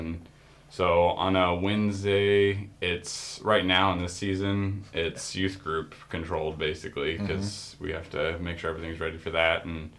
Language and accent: English; Australia; I grew up in Australia, a missionary kid, and gotten interested in technology there